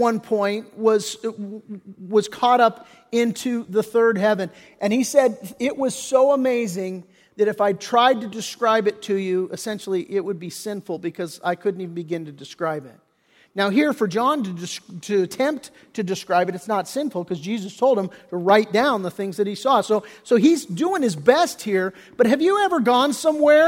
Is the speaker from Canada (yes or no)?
no; Redondo Beach, California, United States; I grew up in Redondo Beach